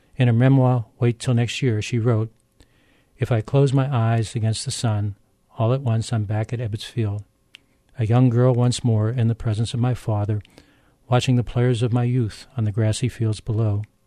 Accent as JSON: {"language": "English", "town": "Pittsburgh", "region": "Pennsylvania", "country": "United States", "tie": "born or raised there", "also_born_or_lived": "Edinboro, Pennsylvania", "said": "Growing up in Pittsburgh, I'm no stranger to harsh winters"}